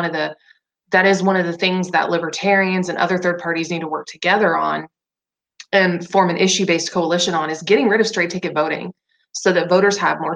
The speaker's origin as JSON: {"language": "English", "region": "Indiana", "country": "United States", "also_born_or_lived": "Tennessee", "moved": "yes", "said": "I'm originally from Indiana, and I lived in Tennessee for 5 years too."}